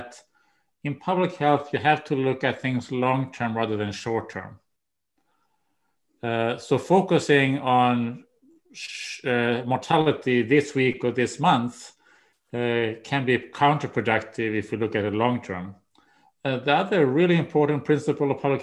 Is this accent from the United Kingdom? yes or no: no; Umeå, Västerbotten County, Sweden; moved away as an adult; also born or lived in Washington, D.C. / Maryland; now in United States; that's my hometown too